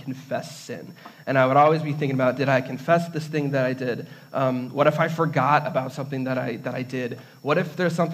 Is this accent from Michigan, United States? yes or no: yes; Redford, Michigan, United States; I grew up in Redford, near Detroit